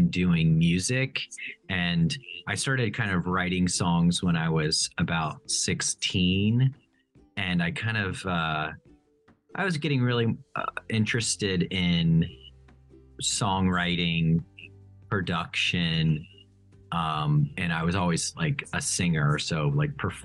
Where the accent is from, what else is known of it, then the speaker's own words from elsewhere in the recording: Cincinnati, Ohio, United States; moved away as an adult; also born or lived in Boston / New York City; now in New Orleans, United States; I grew up in Cincinnati, Ohio. Good old Midwest boy